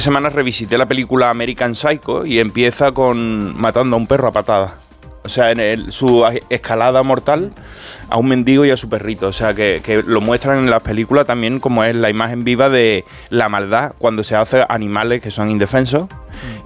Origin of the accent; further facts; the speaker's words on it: Cádiz, Andalusia, Spain; Cádiz. Qué pena me da cada vez que oigo que mi tierra es noticia